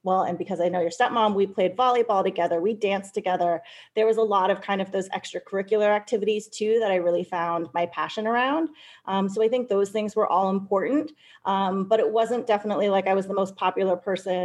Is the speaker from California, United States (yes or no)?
yes; California, United States; moved away as an adult; I came from California